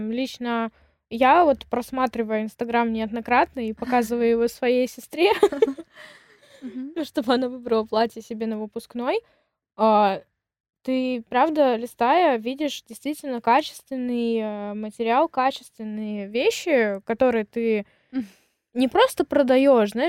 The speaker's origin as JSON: {"language": "Russian", "country": "Kyrgyzstan", "tie": "born or raised there", "said": "Ты родилась в Киргизии? Да, я родилась"}